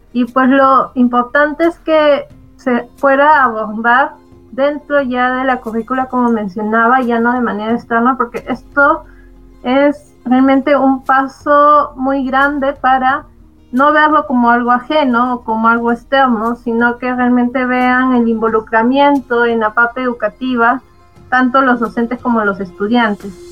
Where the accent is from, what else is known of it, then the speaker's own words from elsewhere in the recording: Lima, Peru; Yo soy de Lima